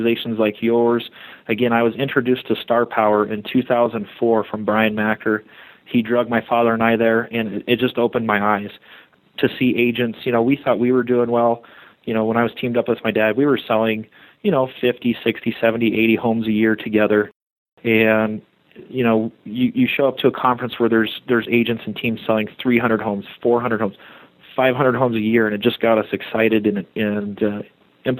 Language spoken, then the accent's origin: English; Colorado Springs, Colorado, United States; I was born in Colorado Springs, and I actually grew up in that neighborhood as a child